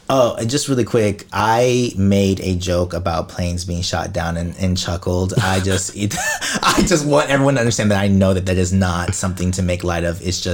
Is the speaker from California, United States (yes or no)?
yes; California, United States; moved away as an adult; I'm originally from California.